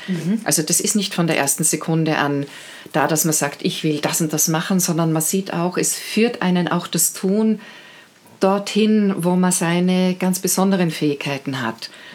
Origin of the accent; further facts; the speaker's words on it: Carinthia, Austria; Ich bin, ich bin Kärntnerin